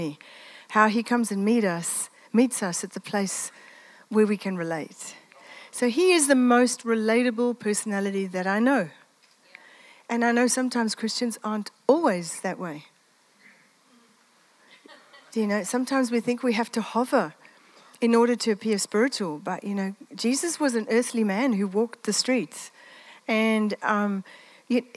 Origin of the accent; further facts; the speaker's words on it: Italy; moved away; I grew up in the Mediterranean. I'm Italian.